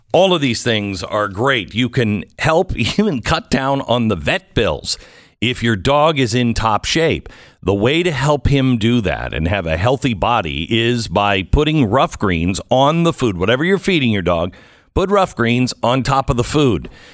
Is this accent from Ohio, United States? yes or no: no; Texas, United States; as a Texan